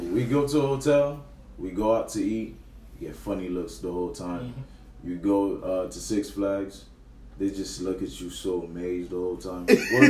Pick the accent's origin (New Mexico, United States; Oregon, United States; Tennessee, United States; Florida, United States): Florida, United States; Miami Beach; also born or lived in Haiti; Miami Beach.